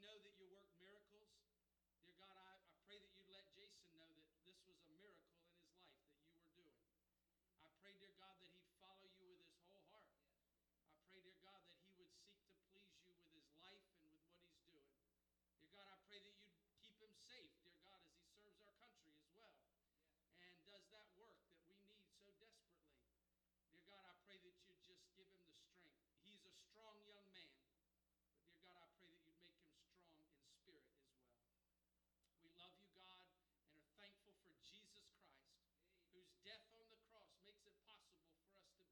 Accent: Rising Sun, United States; growing up in Rising Sun

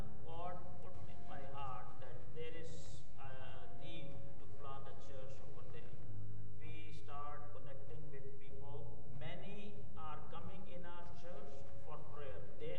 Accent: Pakistan; moved away as an adult; now in Metro Vancouver, Canada; I'm from Pakistan, and due to the persecution, I was forced to move to Canada.

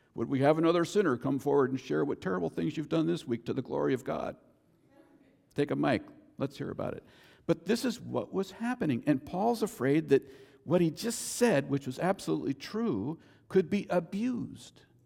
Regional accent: United States; I'm an American citizen. Born here, American citizen

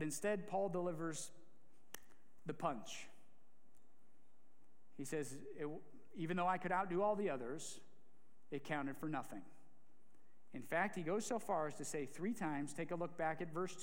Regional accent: Ohio, United States; a proud American from the greatest state in the Midwest, an Ohioan of Ohioans

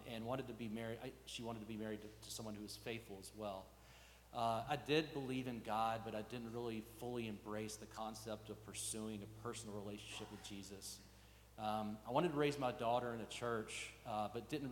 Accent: Montgomery, Alabama, United States; As a child growing up in Montgomery, Alabama, I was raised Episcopalian

